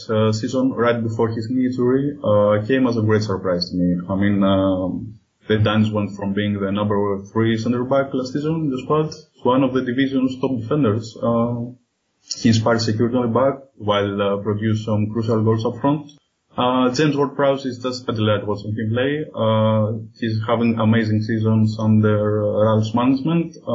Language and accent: English; Athens, Attica, Greece; for those of you who live in here. Uh, I was born and raised in Athens, Greece, and uh, I'm a journalist and a freelance writer by profession.